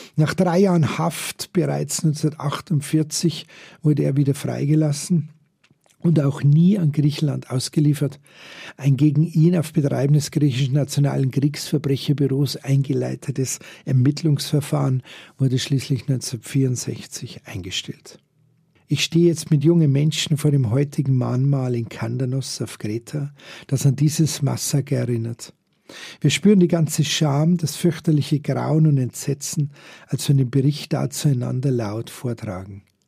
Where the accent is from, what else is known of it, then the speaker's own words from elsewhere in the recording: Germany; wir überall als deutsche Touristen